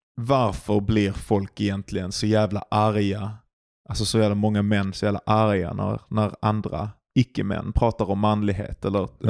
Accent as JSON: {"language": "Swedish", "country": "Sweden"}